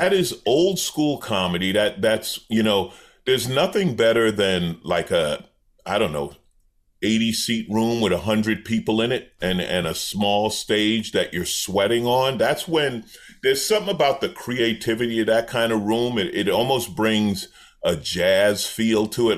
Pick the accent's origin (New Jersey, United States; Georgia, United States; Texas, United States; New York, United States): New York, United States; moved away; I grew up in New York